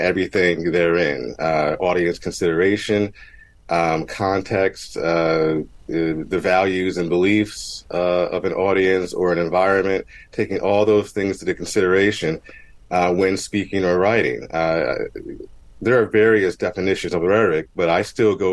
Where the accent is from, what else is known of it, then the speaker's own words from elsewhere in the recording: Mount Holly, New Jersey, United States; I grew up in Mount Holly, New Jersey, technically East Hampton, but we share a zip code